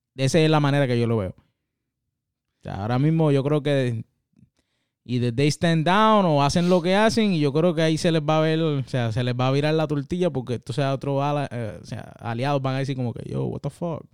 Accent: Puerto Rico; moved away as an adult; now in United States; yo, como boricua que soy, que ya hace ya más de 10 años que vivo por acá

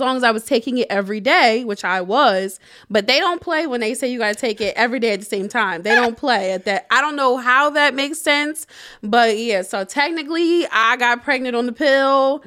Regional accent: Harrisburg, Pennsylvania, United States; also born or lived in Shippensburg; moving back to Harrisburg, to my hometown

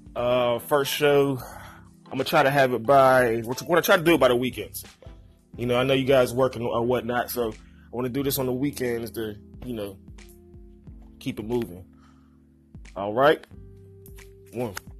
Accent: Pittsburgh, Pennsylvania, United States; me being from Pittsburgh

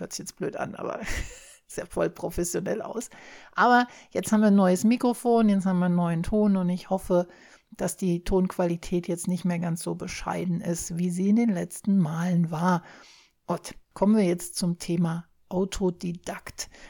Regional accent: Germany; Wir hier in Deutschland

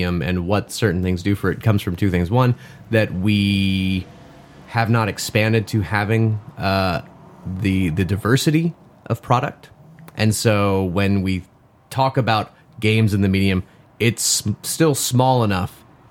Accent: the Bible Belt, the South, United States; I am from the Bible Belt. I grew up in a Southern Baptist evangelical type mindset

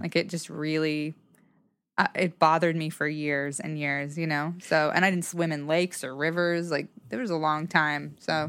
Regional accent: Salmon, Idaho, United States; also born or lived in Boise, Idaho; I was born in Salmon, Idaho, which is a very small town

